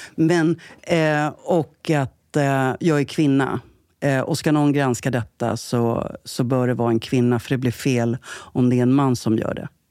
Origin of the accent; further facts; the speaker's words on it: Jakobsberg, Stockholm County, Sweden; also born or lived in Södertälje; uppvuxen i Jakobsberg.